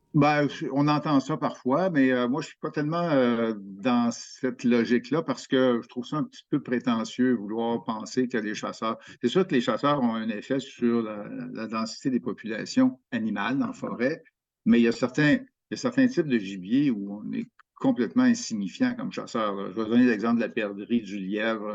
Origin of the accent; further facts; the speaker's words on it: Quebec, Canada; chez nous au Québec